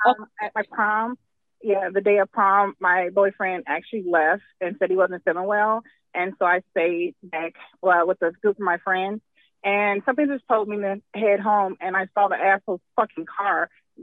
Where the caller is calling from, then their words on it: Houston, Texas, United States; Hi, this is … from Houston, Texas.